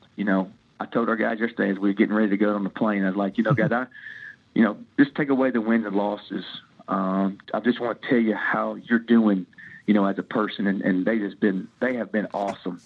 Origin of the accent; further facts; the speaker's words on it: Tennessee, United States; now in Midwest, United States; I'm an old country guy from uh, from Tennessee that's been up here in the Midwest